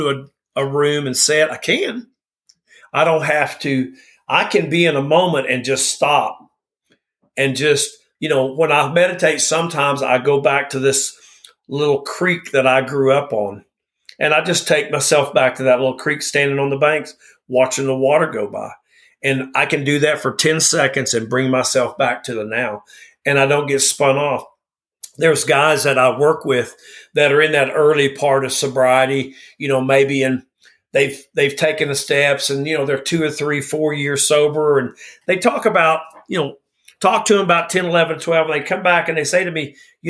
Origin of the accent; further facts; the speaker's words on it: the South, United States; I'm from the South